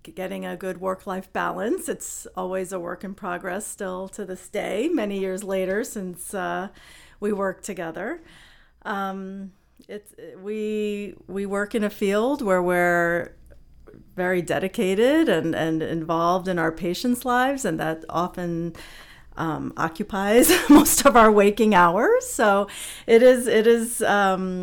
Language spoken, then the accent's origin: English; New York City, New York, United States; grew up in Queens and my dad was actually an OBGYN